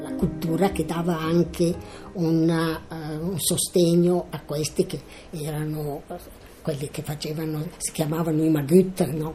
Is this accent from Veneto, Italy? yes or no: no; Milan, Lombardy, Italy; sono nata a Milano il 15 2 1929